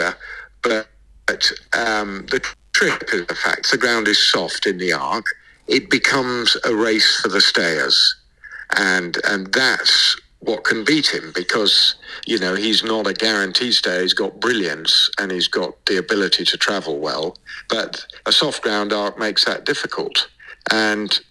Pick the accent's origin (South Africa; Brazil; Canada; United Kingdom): United Kingdom; England; I'm an English trainer